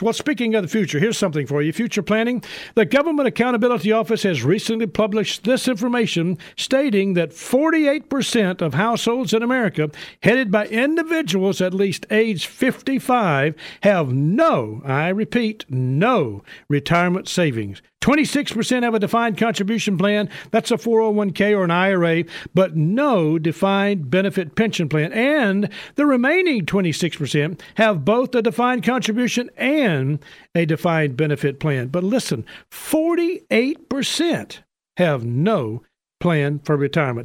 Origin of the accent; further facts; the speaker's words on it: Memphis, Tennessee, United States; I told him Memphis